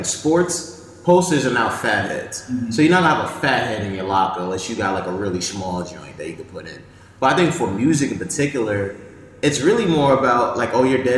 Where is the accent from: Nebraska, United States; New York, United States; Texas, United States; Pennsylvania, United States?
New York, United States; Yonkers; I grew up in the South Yonkers, so in Getty Square